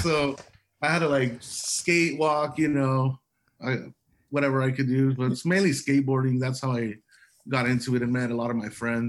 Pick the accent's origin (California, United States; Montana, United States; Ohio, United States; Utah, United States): California, United States; Calexico; Oh man, well, what can I tell you? Just the Calexico life, you know, back, what was it, like 15 years ago, you know